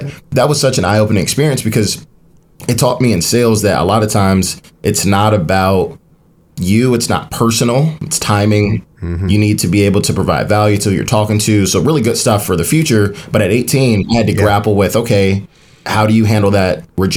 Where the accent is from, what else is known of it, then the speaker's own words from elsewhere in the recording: Maywood, Illinois, United States; I'm from Maywood, Illinois.